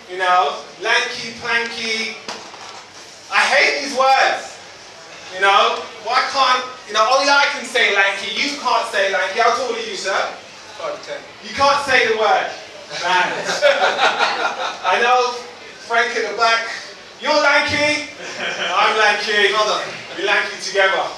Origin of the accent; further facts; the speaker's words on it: London, United Kingdom; I'm from London, I'm even deader. I'm from East London